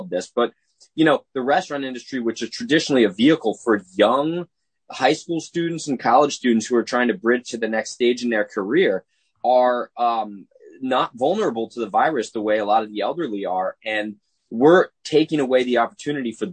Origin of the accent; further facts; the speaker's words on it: New Jersey, United States; moved away; I'm originally from Jersey